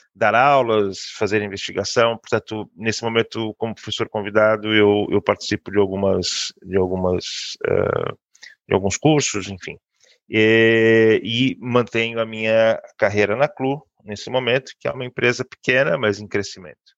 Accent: Brazil; moved away as an adult; now in Porto, Portugal; eu sou brasileiro

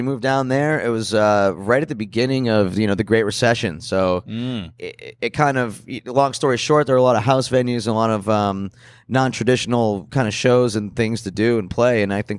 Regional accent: Scranton, Pennsylvania, United States; You know, we grew up in Scranton.

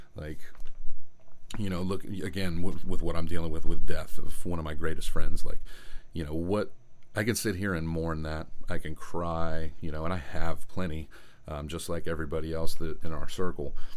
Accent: Tampa, Florida, United States; I was born in Tampa, Florida

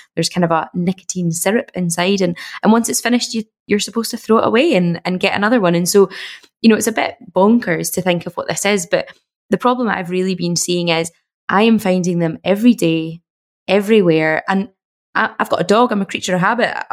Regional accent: Glasgow, Scotland, United Kingdom; I'm from Glasgow and I lived in Glasgow at the time

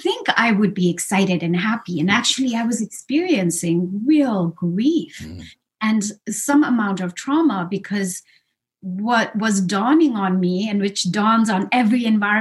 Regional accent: Sikkim, India; I come from this really small place called Sikkim in, you know, which is south of Tibet and sort of sandwiched between Nepal and Bhutan. It's a northeastern state in India.

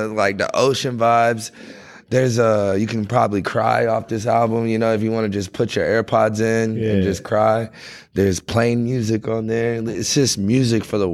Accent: Orlando, Florida, United States; I'm from Orlando, Florida, home of like pop music

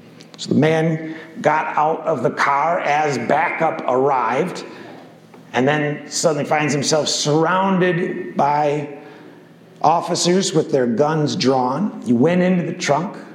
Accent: Grand Rapids, Michigan, United States; my hometown in Grand Rapids

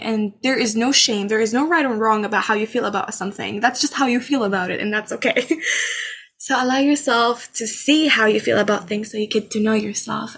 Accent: Amman, Amman Governorate, Jordan; moved away as an adult; now in Canada; I was born and raised in Amman, Jordan

